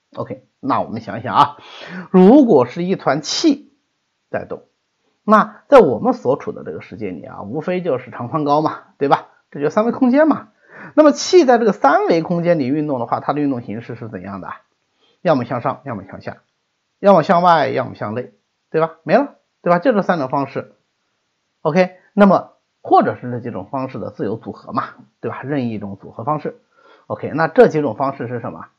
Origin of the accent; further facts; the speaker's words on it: Hangzhou, Zhejiang, China; 我们浙江